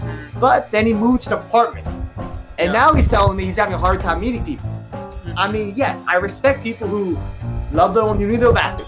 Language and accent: English; California, United States; I'm from California, so I've lived the majority of my life.